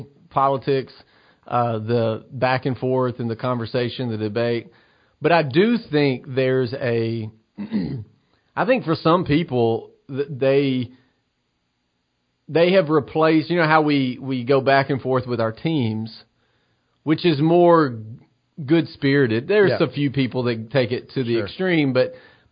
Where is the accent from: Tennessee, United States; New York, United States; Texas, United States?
Tennessee, United States; Cornersville; moved away; I'm preaching this Sunday at Cornersville First Baptist, back in my hometown